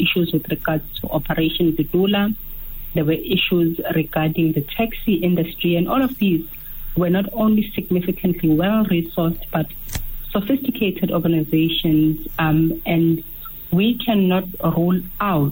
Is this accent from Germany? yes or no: no; South Africa; we are South Africans